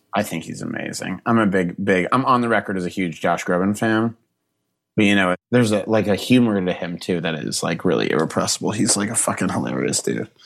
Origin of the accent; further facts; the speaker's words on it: Boston, Massachusetts, United States; Not Boston, not my hometown